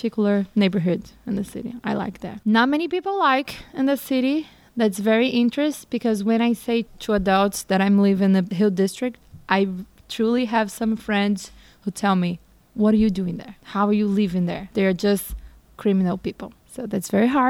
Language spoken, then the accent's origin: English; Brazil; moved away as an adult; now in Pittsburgh, United States; I spent almost my whole life in Brazil. So growing up in Brazil